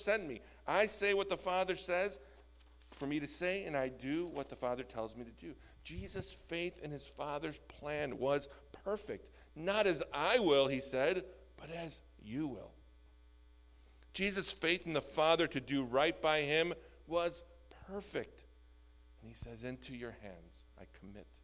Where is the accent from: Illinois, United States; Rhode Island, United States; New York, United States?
Illinois, United States; Skokie; I grew up in the North Shore in Skokie